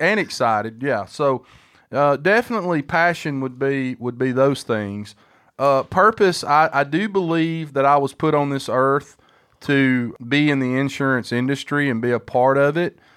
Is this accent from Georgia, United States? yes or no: no; Huntsville, Alabama, United States; my hometown